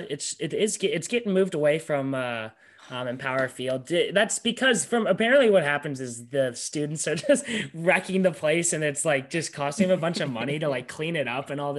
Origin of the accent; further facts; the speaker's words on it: Colorado, United States; for all of us because we're from Colorado.